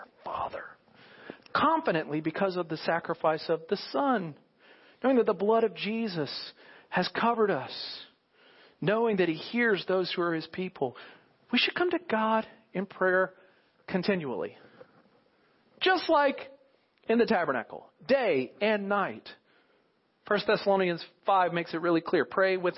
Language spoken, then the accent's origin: English; United States; as American Christians, those who call us ourselves believers in America